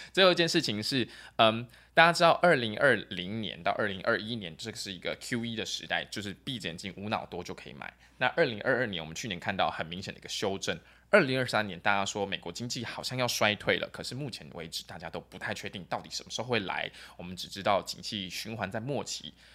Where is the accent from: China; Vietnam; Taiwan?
Taiwan; 毕竟我是台湾人